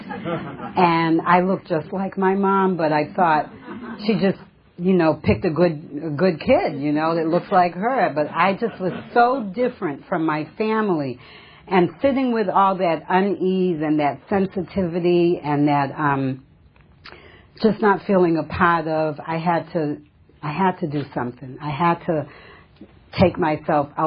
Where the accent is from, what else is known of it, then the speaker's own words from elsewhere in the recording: Massachusetts, United States; now in California, United States; I come from Massachusetts originally. I've been in California for about 35 years, and originally from a small New England town